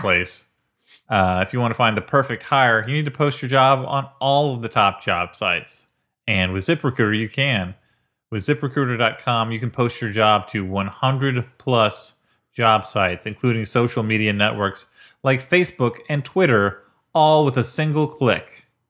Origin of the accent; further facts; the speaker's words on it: Illinois, United States; now in New York, United States; I come from Illinois